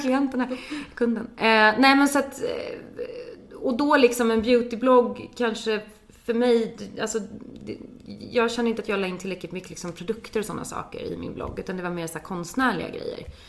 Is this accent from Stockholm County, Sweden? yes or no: yes; Danderyd, Stockholm County, Sweden; also born or lived in London; kommer ifrån Stockholm, ifrån Danderyd från början